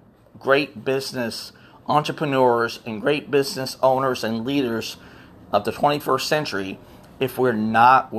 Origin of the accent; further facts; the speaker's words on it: Florida, United States; Born and raised in Florida